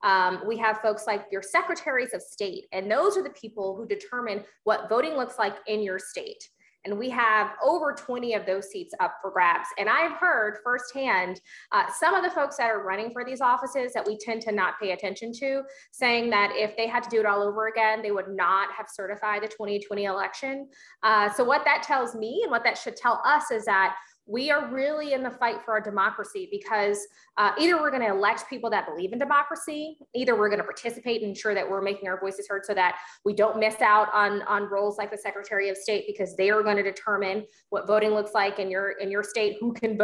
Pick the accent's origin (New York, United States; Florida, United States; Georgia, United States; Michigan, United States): Georgia, United States; my home state of Georgia